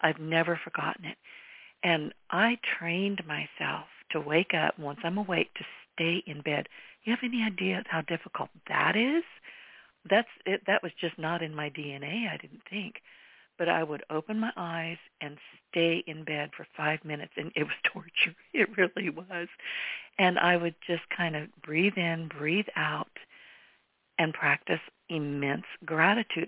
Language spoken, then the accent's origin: English; United States; I have always been a very grateful American and so glad that I was born here